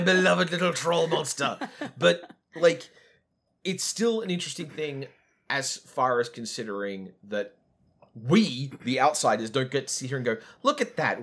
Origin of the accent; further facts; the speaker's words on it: Australia; white people from an adjacent culture, like Australia